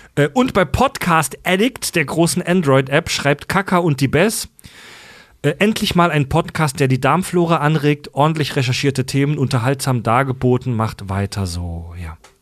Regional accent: Kesselbronn, Germany; ich komme ja vom Dorf aus Kesselbronn

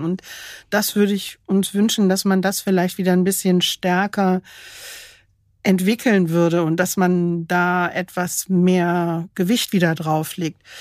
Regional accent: Germany

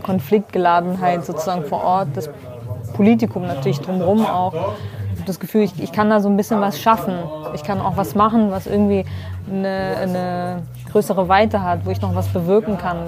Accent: Duhok, Kurdistan Region, Iraq; now in Germany; meine Geburtsstadt, Dohuk

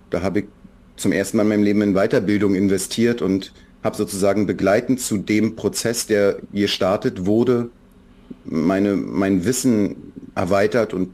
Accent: Berlin, Germany; Für mich als Berliner, ich bin Berliner immer gewesen, ich bin da geboren und wir hatten einen gewissen Zug zur Ostsee, auch schon zu Ostzeiten.

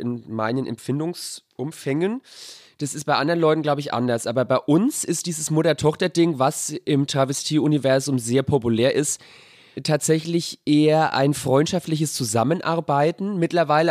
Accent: Sonnefeld, Bavaria, Germany

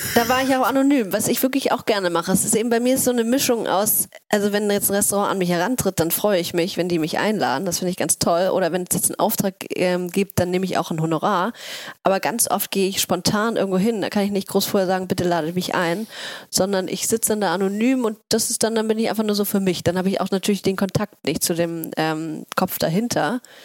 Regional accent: Hamburg, Germany; also born or lived in Oslo; ich bin in Othmarschen aufgewachsen

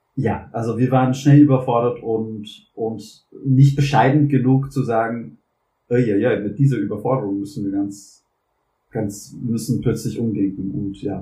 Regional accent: New Orleans, Louisiana, United States; German is a second language; moved away as an adult; also born or lived in Vietnam; now in Switzerland; Ich komme auch nicht aus den USA, sondern ich komme aus einem der Vereinigten Staaten, und zwar Louisiana

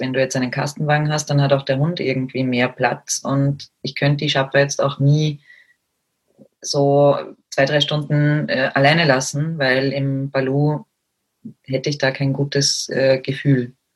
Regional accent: Austria; bei uns in Österreich

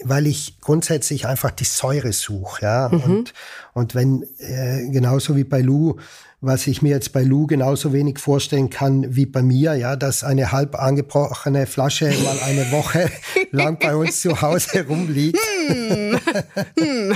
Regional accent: Ritten, Trentino-Alto Adige, Italy; moved away as an adult; now in Salzburg, Austria; Ich bin aufgewachsen und geboren in Südtirol, bin im Herzen immer Südtiroler oder Italiener sogar mhm. und äh, lebe aber schon seit über 30 Jahren außerhalb von Südtirol.

